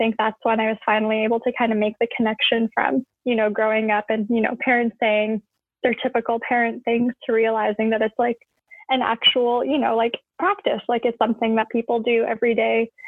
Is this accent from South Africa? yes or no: no; Edmonton, Alberta, Canada; also born or lived in Tehran, Iran; So I currently live in Edmonton, Alberta, in Canada, and I've lived here almost my whole life. I was born in Tehran, Iran, and we immigrated here in 1999 when I was turning 4 years old.